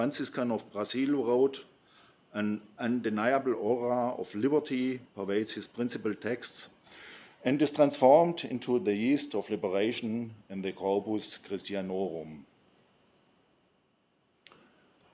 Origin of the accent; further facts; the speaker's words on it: Ulm, Baden-Württemberg, Germany; Ulm, my hometown